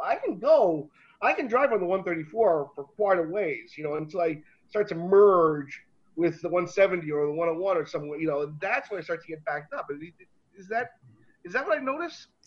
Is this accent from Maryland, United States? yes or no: no; Florida, United States; moved away; also born or lived in New York; being a Floridian and growing up in Florida